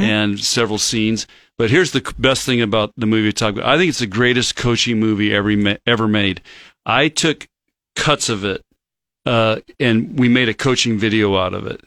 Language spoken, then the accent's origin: English; Chula Vista, California, United States; now in Nebraska, United States; I grew up in Chula Vista as a kid